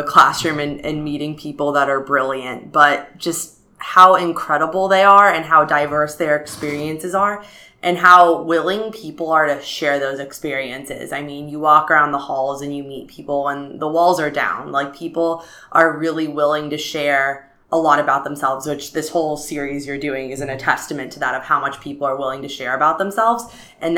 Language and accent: English; San Francisco, California, United States; moved away as an adult; also born or lived in Arizona; I was born and raised in San Francisco, where I lived pretty much my entire life until I came to ASU as an undergrad